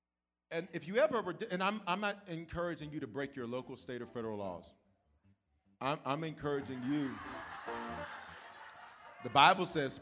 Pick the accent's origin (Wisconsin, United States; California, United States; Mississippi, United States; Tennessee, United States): Tennessee, United States; Memphis; now in Denver, United States; I'm born in Denver, raised in the South, raised in Memphis. That's why I claim the South